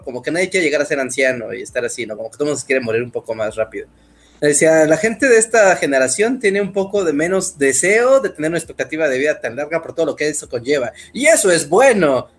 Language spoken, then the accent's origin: Spanish; Mexico City, Mexico; yo soy de Ciudad de, México, nacido, crecido y vivido ahí.